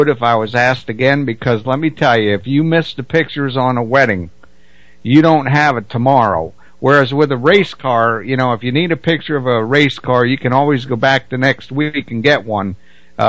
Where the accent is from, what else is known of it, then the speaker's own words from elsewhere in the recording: New Jersey, United States; I grew up in South Jersey